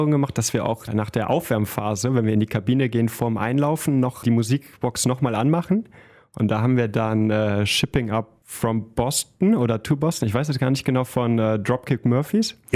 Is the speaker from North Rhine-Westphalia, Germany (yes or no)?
yes; Solingen, North Rhine-Westphalia, Germany; Wir kommen beide aus Solingen, wir fühlen uns der Stadt sehr verbunden